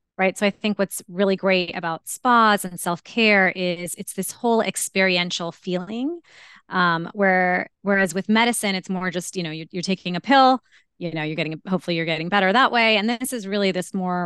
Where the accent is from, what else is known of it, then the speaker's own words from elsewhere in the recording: India; I'm Indian and related to at least 30 plus MDs.